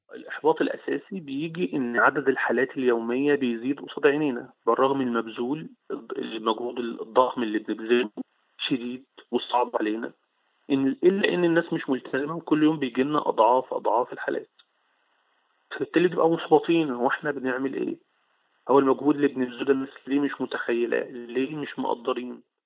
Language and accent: Arabic; Monufia Governorate, Egypt; أنا من المنوفية